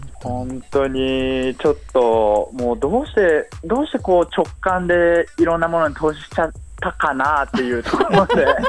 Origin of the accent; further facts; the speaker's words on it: Uchiko, Ehime, Japan; moved away as an adult; also born or lived in Tokyo; now in Sapporo, Japan; 愛媛県の内子町という町の出身なんですけれども